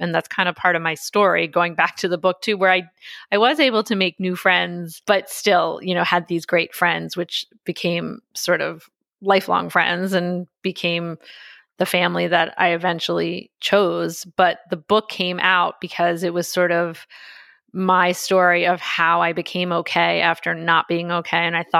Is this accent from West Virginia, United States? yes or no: no; Philadelphia, Pennsylvania, United States; I went to Penn undergrad, which is right near where I grew up near Philadelphia.